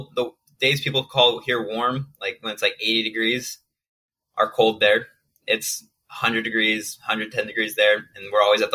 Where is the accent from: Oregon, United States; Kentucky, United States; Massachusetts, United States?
Oregon, United States; also born or lived in St. George, Utah; now in Chicago, United States; I grew up in Oregon, a small town of Oregon of only 2,000 people.